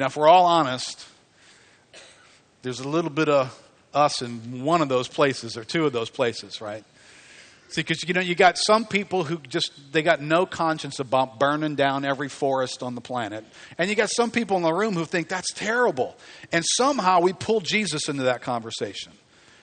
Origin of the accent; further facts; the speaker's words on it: River Ridge, Louisiana, United States; It used to not have a name. Let's just call it Harahan because that's what I grew up around